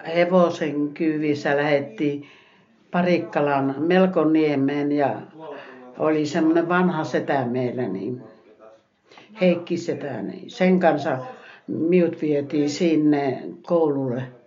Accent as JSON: {"language": "Finnish", "town": "Enonkoski", "region": "South Savo", "country": "Finland", "tie": "born or raised there", "said": "sitten kun sota loppui, niin muutettiin Enonkoskelta saatiin rintamamiestalo. Tai niin rakennettiin koti sinne Enonkoskelle. Ja minä oli alle kouluikäinen"}